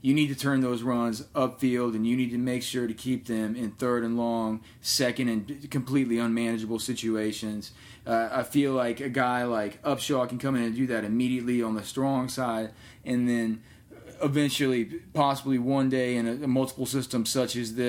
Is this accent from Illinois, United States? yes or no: yes; Chicago, Illinois, United States; Back to my hometown. My digs. We're going to Chicago, going to Chi-Town